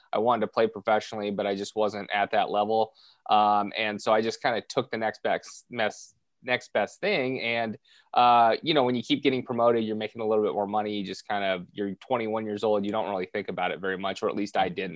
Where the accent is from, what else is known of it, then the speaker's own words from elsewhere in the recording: Southern California, United States; born and raised in Southern California